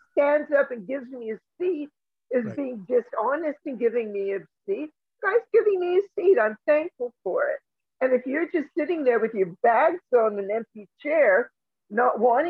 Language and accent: English; Canada; I'm a Canadian.